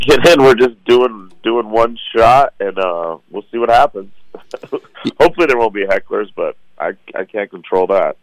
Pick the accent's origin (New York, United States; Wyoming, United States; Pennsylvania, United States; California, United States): Wyoming, United States; Cheyenne; moved away as an adult; also born or lived in Phoenix / Las Vegas / Los Angeles; now in Denver, United States; growing up in Cheyenne